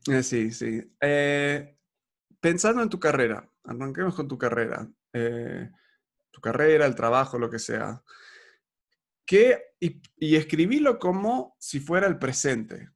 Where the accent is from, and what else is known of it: Argentina